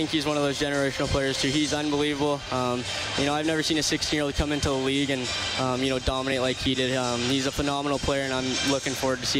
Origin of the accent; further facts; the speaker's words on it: Spokane, Washington, United States; growing up in Spokane